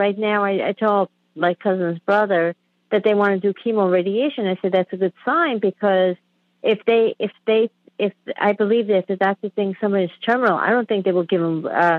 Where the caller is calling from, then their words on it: Queens, New York, United States; I'm calling from Queens, New York, and my cousin lives in Calabria, Italy, which is South Italy.